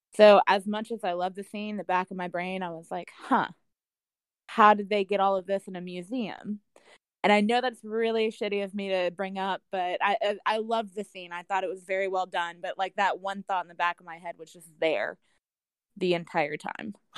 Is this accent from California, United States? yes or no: no; Louisiana, United States; I'm from Louisiana